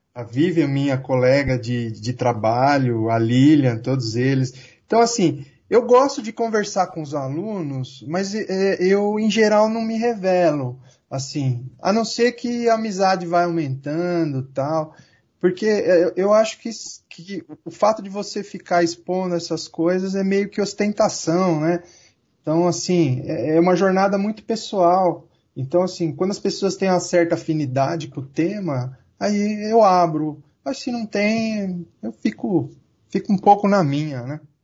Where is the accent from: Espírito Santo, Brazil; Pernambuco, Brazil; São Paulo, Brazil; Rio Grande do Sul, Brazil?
São Paulo, Brazil; Santo André; eu nasci e cresci aqui em Santo André, cidade operária